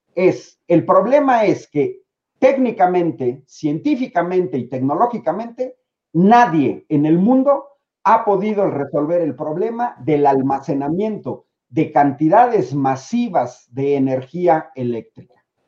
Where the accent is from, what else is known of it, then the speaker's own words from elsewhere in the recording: Mexico; como mexicano